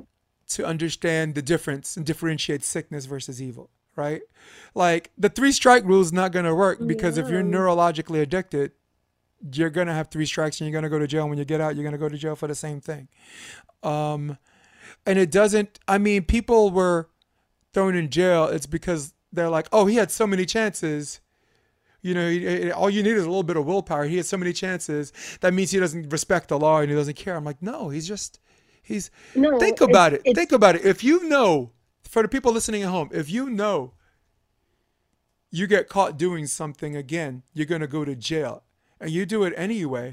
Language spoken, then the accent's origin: English; New York City, New York, United States; I'm from New York City